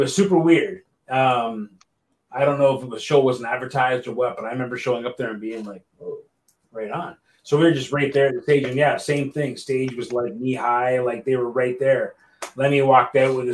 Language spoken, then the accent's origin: English; St. Catharines, Ontario, Canada; my hometown of St. Catharines